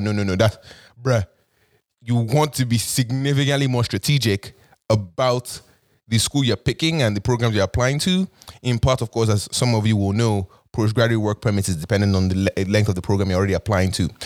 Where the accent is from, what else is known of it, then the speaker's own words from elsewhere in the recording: Nigeria; now in Toronto, Canada; the Nigerian in me